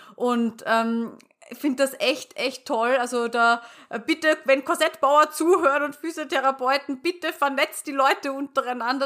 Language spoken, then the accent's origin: German; Austria; ich komme ja aus Österreich und hört man wahrscheinlich